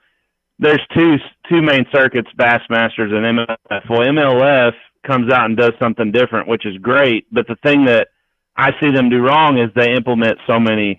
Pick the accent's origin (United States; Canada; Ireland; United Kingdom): United States; Missouri; from Missouri.